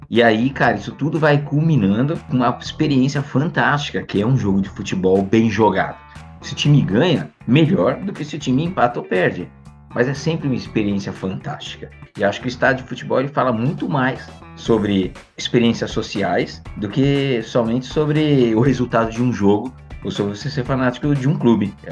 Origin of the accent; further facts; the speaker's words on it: São Paulo, Brazil; paulista e paulistano eu não escolhi, né? Mas São Paulino